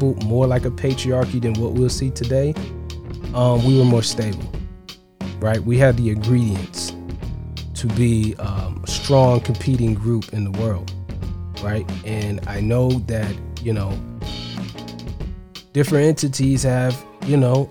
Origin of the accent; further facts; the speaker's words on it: Ohio, United States; now in Georgia, United States; I'm in Georgia. I'm from Ohio originally.